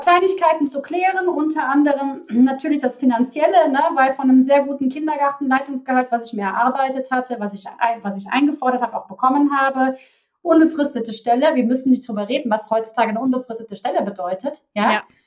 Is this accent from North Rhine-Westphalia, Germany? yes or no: yes; Cologne, North Rhine-Westphalia, Germany; accent: Kölsch (Cologne dialect); Da kommt auch mein Kölner Dialekt durch.